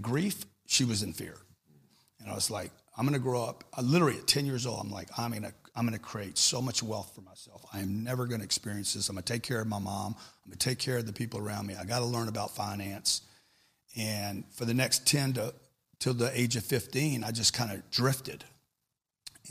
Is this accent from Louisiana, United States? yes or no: yes; Louisiana, United States; I grew up in Louisiana